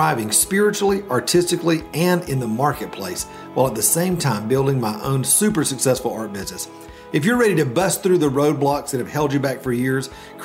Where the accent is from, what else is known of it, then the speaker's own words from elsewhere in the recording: the South, United States; We're both from the South